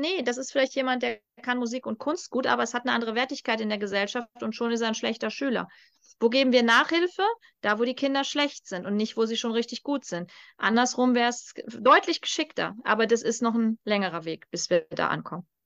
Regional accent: North Rhine-Westphalia, Germany; moved away; ich zu Hause am Niederrhein

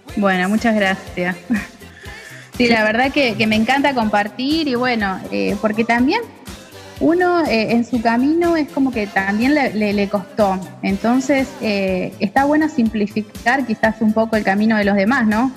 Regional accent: Junín, Buenos Aires Province, Argentina; now in San Nicolás de los Arroyos, Argentina; soy argentina, eh, nací en Junín, provincia de Buenos Aires, y actualmente estoy viviendo en San Nicolás de los Arroyos

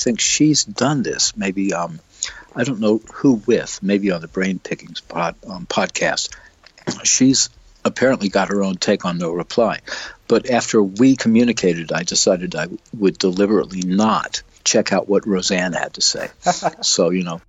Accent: United States; being American

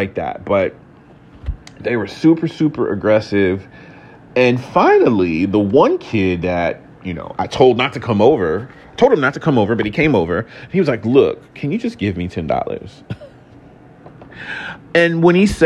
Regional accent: Houston, Texas, United States; moved away; also born or lived in Atlanta, Georgia; I was raised in Houston, Texas, my childhood anyway

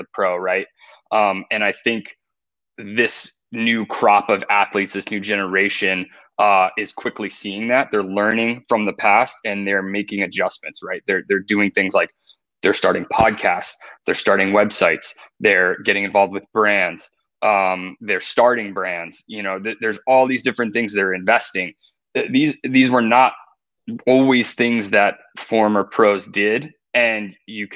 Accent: outside New York City, East Coast, United States; growing up on the East Coast, right? And I think East Coasters have that special something in the water, that drive, that mentality. I don't know if it was being raised like that or being born there or, you know, the New York City hustle. I think that's part of it, you know, growing up outside the city

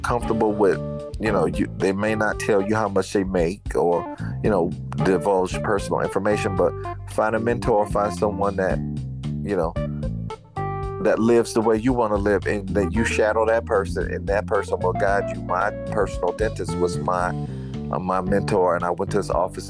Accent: Fort Lauderdale, Florida, United States; I grew up in Fort Lauderdale

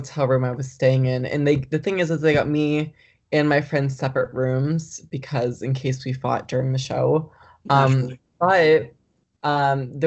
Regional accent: West Palm Beach, Florida, United States; now in Jacksonville, United States; I'm currently living in Jacksonville, Florida. I'm from West Palm Beach

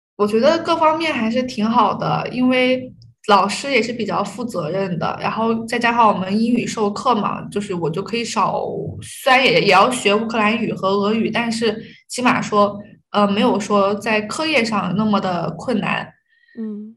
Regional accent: China; also born or lived in Kharkiv, Ukraine; 尤其是中国人，我们都不敢出去说自己是中国人

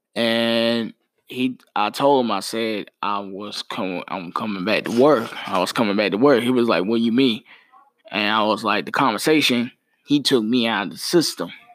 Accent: Mount Holly, North Carolina, United States; my city of my hometown, Mount Holly, North Carolina

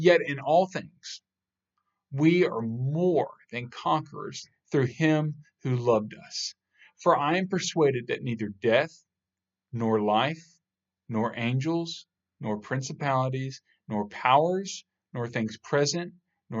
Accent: United States; I was born in America

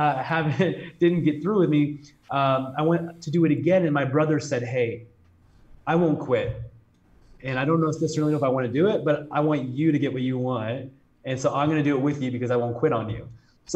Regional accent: Chicago, Illinois, United States; I grew up in south of Chicago

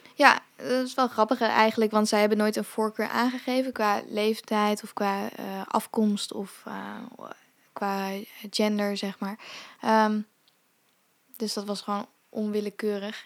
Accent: Zeewolde, Flevoland, Netherlands; also born or lived in India; ik ben wel in Zeewolde opgegroeid

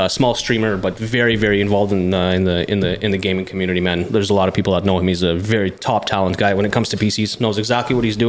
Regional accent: Russia; English is a second language; As most people know out there by now, that I was born and raised in the Soviet Union, Russian by blood.

